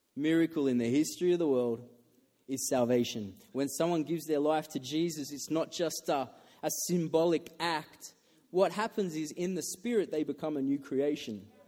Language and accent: English; Australia; I'm Australian